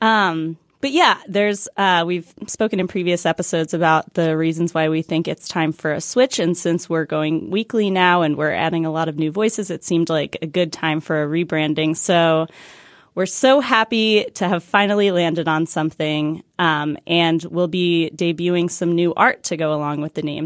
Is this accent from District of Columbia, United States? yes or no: yes; Washington, District of Columbia, United States; we're hosting a live show in D C, my hometown